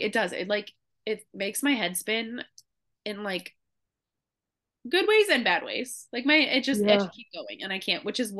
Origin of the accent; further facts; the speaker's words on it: Midwest, United States; we're two girls from the Midwest